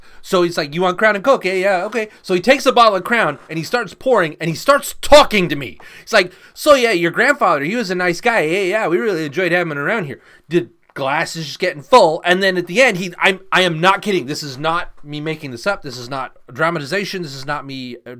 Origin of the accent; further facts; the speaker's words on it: England, United Kingdom; born there; Well, where am I from? So, very long story short, I was born in England. I was born in the UK. My mom was British. My dad was Canadian.